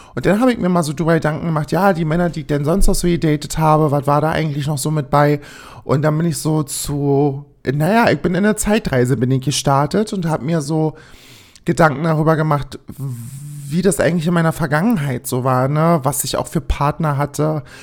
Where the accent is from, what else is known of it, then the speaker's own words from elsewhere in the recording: East Germany, Germany; ich komme aus dem Osten